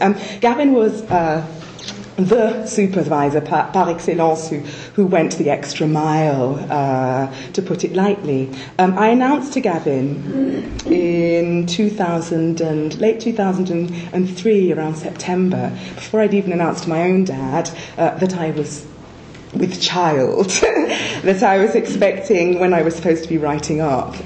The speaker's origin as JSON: {"language": "English", "region": "Scotland", "country": "United Kingdom", "tie": "born or raised there", "also_born_or_lived": "Nigeria", "moved": "yes", "said": "I was born in Scotland"}